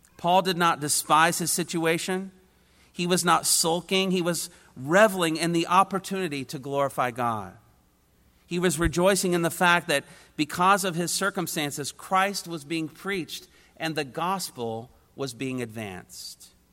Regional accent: Indiana, United States; I was a kid from Indiana

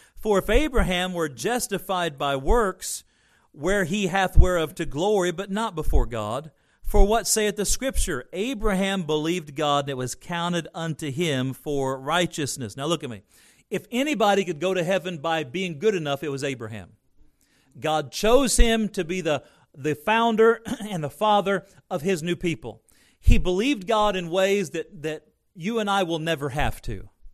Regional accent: United States; I'm American inside and out, and I, I'm thankful to be born here

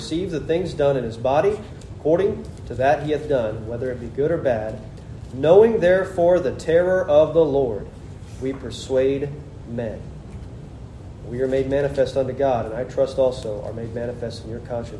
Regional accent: Nebraska, United States; moved away as an adult; I'm from Nebraska too.

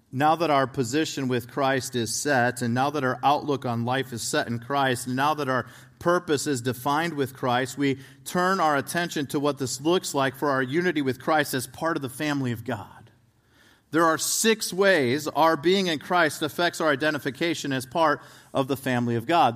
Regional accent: right outside of Chicago, Illinois, United States; I grew up right outside of Chicago, Illinois

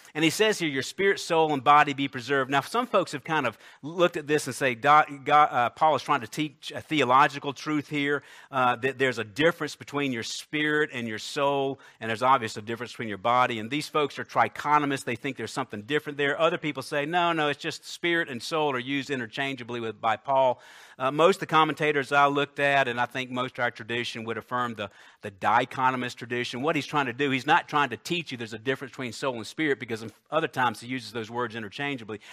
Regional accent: Columbia, United States; I think I was ten, uh, it was our old house on Kilburn Road in Columbia

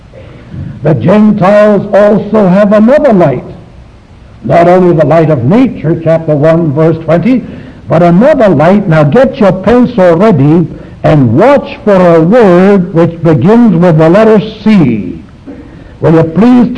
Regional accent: China; moved away; I was born in China

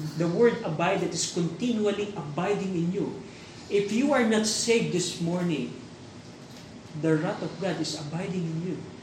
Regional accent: Philippines; tayo bilang Pilipino

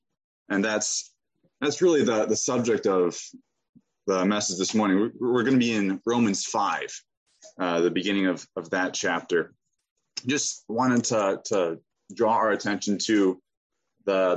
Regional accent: Pennsylvania, United States; I'm from Pennsylvania.

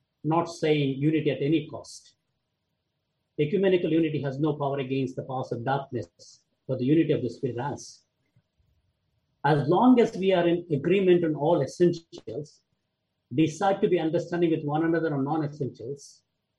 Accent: India; I come from India

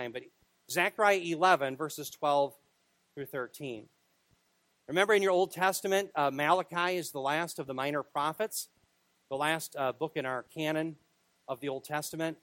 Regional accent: Minneapolis, Minnesota, United States; I was born in Minneapolis

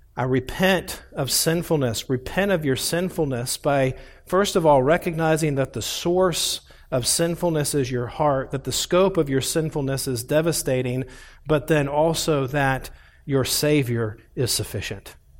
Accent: Indianapolis, Indiana, United States; also born or lived in Columbus, Ohio; we moved from Columbus, Ohio, to the west side of Indianapolis and bought a house on twenty-five acres

